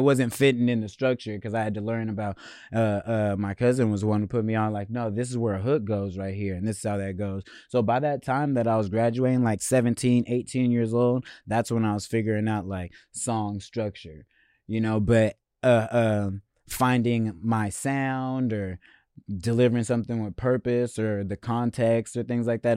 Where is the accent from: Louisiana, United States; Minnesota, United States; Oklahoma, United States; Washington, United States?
Washington, United States; Seattle; growing up in Seattle, growing up in America as a black person